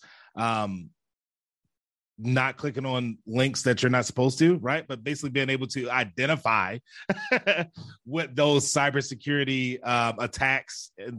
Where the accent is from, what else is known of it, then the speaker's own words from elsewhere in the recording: Baltimore, Maryland, United States; I grew up in Baltimore City